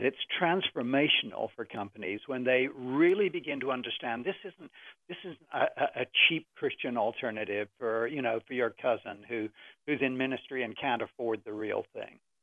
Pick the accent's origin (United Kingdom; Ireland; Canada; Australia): United Kingdom; England; now in United States; as an Englishman